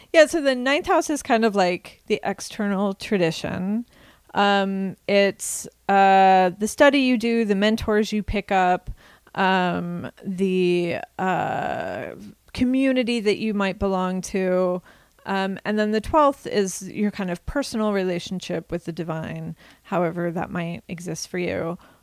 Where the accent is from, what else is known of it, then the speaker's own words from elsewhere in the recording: Kansas, United States; the traditions that I was surrounded by growing up in Kansas